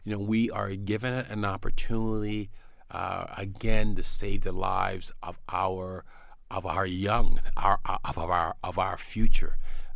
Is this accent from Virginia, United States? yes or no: no; South Carolina, United States; Well, you know, I grew up in South Carolina in a fairly, you know, poor neighborhood.